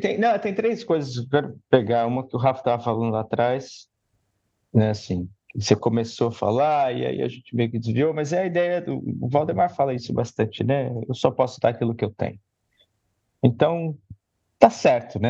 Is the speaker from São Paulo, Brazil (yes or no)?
yes; São Paulo, Brazil; estudar na escola pública da periferia. Né? Escola pública na Zona Leste